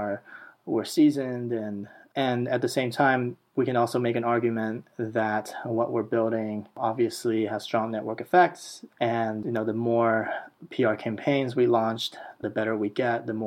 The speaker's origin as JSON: {"language": "English", "country": "Taiwan", "moved": "yes", "lives_now": "Silicon Valley, United States", "said": "I'm from Taiwan"}